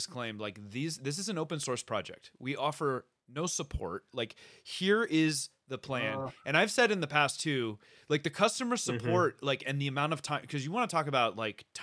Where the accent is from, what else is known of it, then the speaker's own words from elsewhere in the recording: Bay Area, California, United States; moved away; I grew up in the Bay Area